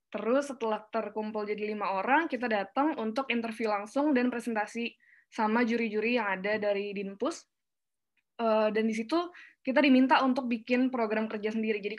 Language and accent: Indonesian; Palembang, South Sumatra, Indonesia; also born or lived in Tangerang / Jakarta / Yogyakarta; Sebetulnya aku lahir di Palembang, terus besar di Palembang, uh, pindah ke Tangerang, lalu pindah ke Jakarta, sampai akhirnya kuliah di Jogja.